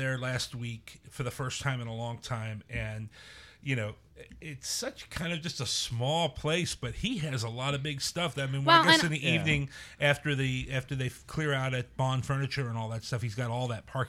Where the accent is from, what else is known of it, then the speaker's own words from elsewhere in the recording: Loveland, Ohio, United States; I grew up in Loveland and remember going in there on the way.